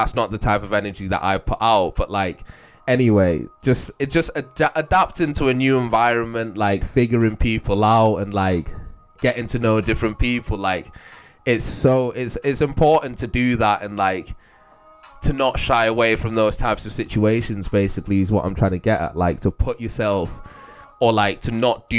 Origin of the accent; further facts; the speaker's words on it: Manchester, North West England, United Kingdom; moved away; I moved to Manchester